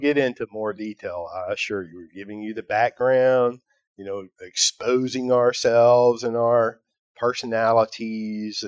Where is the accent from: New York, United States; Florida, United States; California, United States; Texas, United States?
Texas, United States; Fort Worth; I'm from Fort Worth, Texas